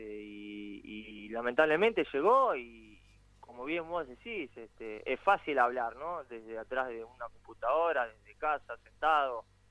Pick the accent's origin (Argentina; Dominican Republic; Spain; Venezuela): Argentina; moved away as an adult; now in England; yo siendo argentino